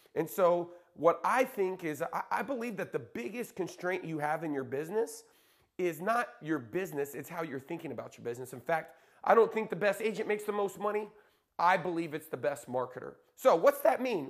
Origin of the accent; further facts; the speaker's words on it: Lawton, Oklahoma, United States; moved away; also born or lived in Dallas, Texas; my hometown in Lawton, Oklahoma